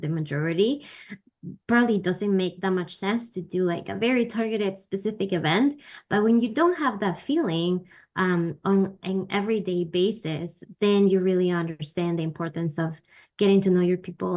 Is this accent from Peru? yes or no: yes; Peru; now in United States; I'm actually originally from Peru